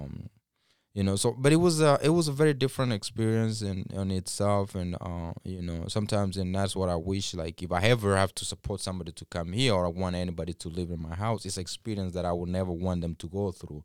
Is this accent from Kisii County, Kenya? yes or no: yes; Kisii County, Kenya; now in Minnesota, United States; I'm originally from Kisii. I, I kn-, I know Kisii is a big place